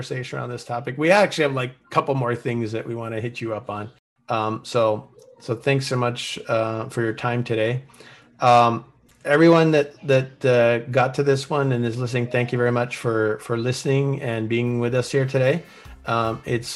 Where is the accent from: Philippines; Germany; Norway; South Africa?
Norway; now in United States; I'm originally from Norway